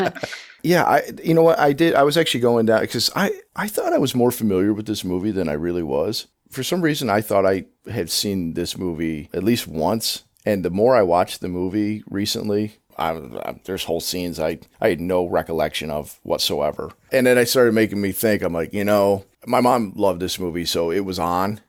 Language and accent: English; upstate New York, United States; now in the South, United States; I'm from upstate New York, but I live in the South now